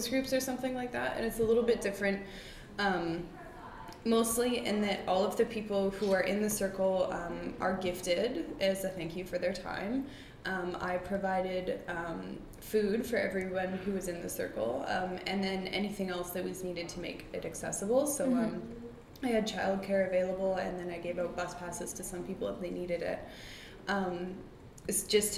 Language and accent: English; Nanoose Bay, BC, British Columbia, Canada; moved away as an adult; now in Victoria, Canada; I was born and raised in Nanus